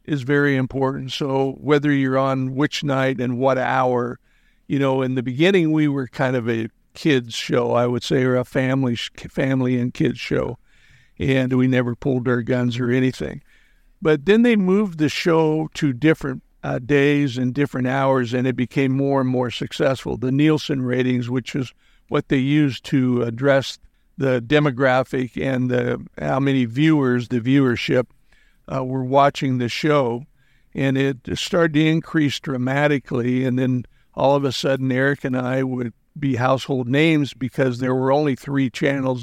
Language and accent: English; Wyoming, United States; moved away as an adult; I grew up in Wyoming